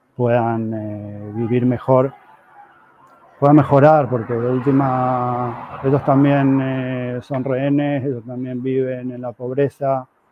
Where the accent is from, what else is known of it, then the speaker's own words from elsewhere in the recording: Corrientes, Argentina; now in Israel; yo soy correntino